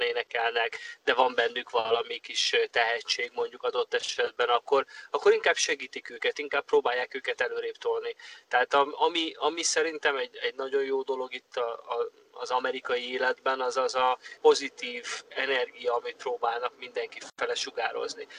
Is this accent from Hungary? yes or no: yes; Hungary; now in Los Angeles, United States; büszke vagyok arra, hogy magyar vagyok